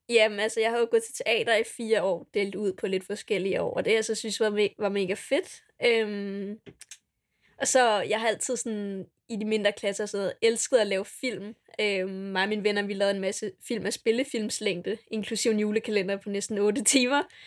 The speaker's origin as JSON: {"language": "Danish", "town": "Dragør", "region": "Capital Region of Denmark", "country": "Denmark", "said": "kommer jeg fra Dragør"}